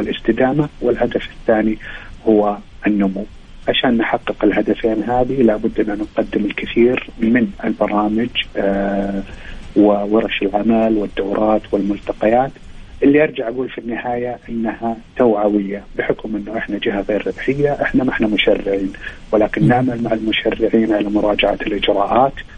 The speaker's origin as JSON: {"language": "Arabic", "country": "Saudi Arabia", "also_born_or_lived": "Riyadh", "said": "عندنا في المملكة العربية السعودية"}